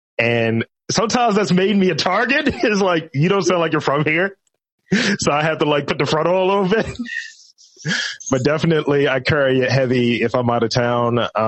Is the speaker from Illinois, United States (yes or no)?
no; Baltimore, Maryland, United States; I'm originally from Over West.